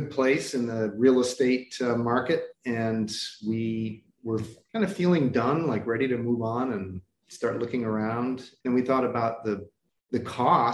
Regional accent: Chicago, Illinois, United States; moved away as an adult; also born or lived in Cleveland, Ohio / Philadelphia; I was born in Cleveland and mostly raised in Chicago

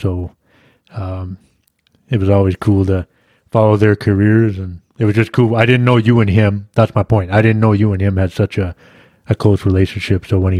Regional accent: Yukon, Canada; I grew up in the Yukon up north

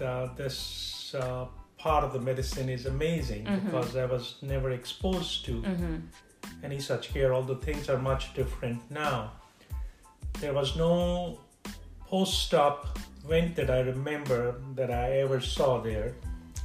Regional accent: India; moved away as an adult; also born or lived in Chicago / Florida / Massachusetts / Midwest; now in United States; I grew up in India and had my initial training there.

